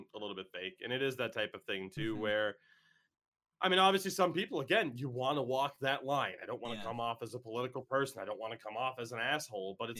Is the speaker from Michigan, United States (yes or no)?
no; Maine, United States; also born or lived in Massachusetts; I am from Massachusetts, but I live in Maine